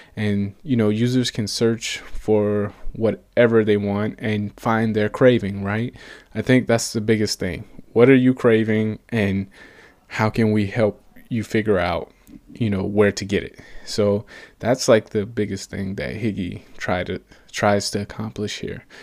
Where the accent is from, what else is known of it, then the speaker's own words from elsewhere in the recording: Atlanta, Georgia, United States; moved away as an adult; now in Portland, United States; I'm originally from Atlanta, Georgia, and I moved all the way out to Portland, Oregon for work